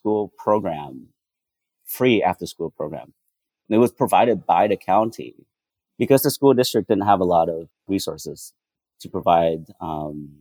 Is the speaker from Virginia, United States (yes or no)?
no; White Center, Washington, United States; also born or lived in Vietnam; I grew up in White Center, like I mentioned, a predominantly Black and Brown community neighborhood